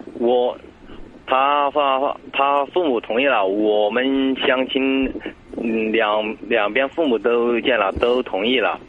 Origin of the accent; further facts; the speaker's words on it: Sichuan, China; moved away; 我是四川的